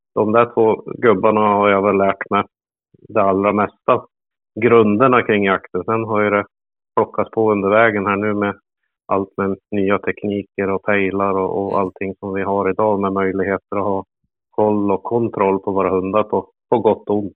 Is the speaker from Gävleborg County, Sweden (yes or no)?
yes; Hudiksvall, Gävleborg County, Sweden; jag är född i Glada Hudik